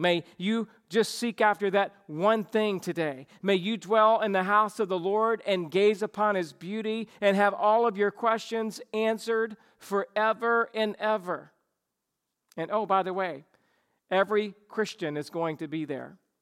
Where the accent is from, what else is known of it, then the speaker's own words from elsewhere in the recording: the South, United States; I grew up in the South